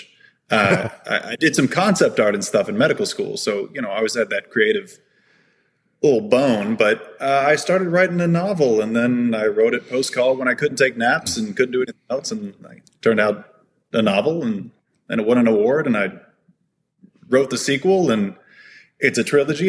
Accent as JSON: {"language": "English", "region": "Texas", "country": "United States", "tie": "born or raised there", "said": "I am an anesthesiologist from Texas, kind of done the tour of Texas, born in Texas, raised in Texas"}